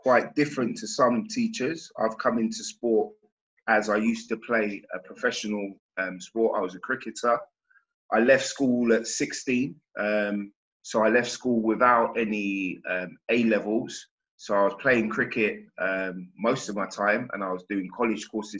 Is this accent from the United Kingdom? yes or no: yes; Hertfordshire, East of England, United Kingdom; also born or lived in Wales; I'm from Hertfordshire